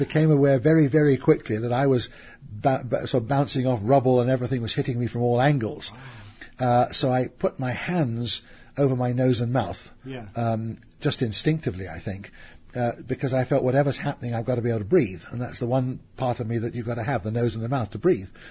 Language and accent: English; England, United Kingdom; I'm an Englishman